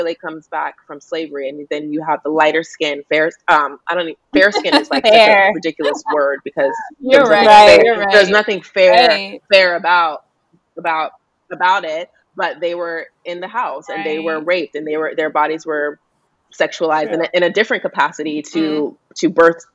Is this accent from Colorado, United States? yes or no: yes; Denver, Colorado, United States; I grew up in Denver